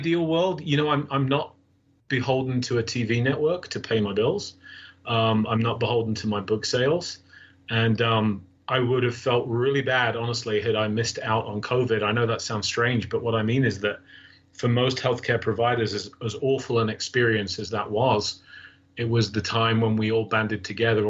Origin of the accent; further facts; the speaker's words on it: England, United Kingdom; moved away; since I was a young boy growing up in England